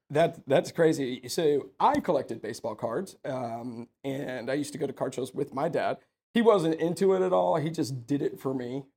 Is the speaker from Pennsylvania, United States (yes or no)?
no; Sugar Land, Texas, United States; also born or lived in Youngstown, Ohio; I was born in Youngstown, Ohio, but I'm from Texas, that's, I'm from Houston, you know, and I grew up in Sugarland